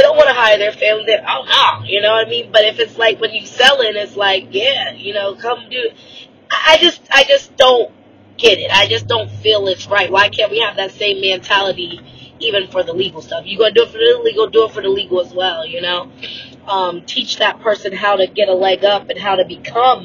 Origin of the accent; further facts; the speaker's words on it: United States; I am Black American